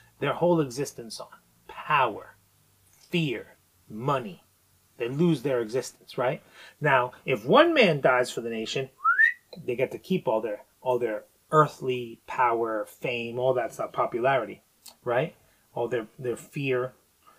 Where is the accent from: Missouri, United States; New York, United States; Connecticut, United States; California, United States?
New York, United States; I'm from New York.